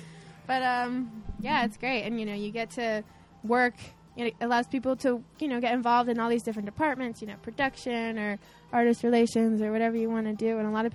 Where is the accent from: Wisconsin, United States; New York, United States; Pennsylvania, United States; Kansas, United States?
Pennsylvania, United States; Tamaqua; also born or lived in Asbury Park, New Jersey; we moved to Pennsylvania. So I consider myself a Pennsylvania girl.